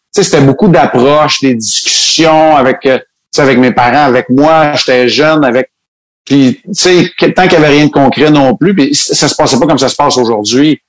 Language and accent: French; Montreal, Quebec, Canada; moved away; also born or lived in Saguenay / Chicoutimi; Je viens quand même de Montréal